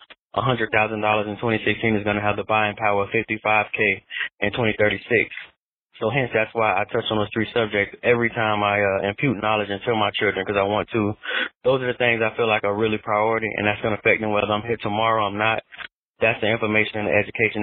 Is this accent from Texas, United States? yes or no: no; Florida, United States; I'm from Florida, so I was in the Florida school system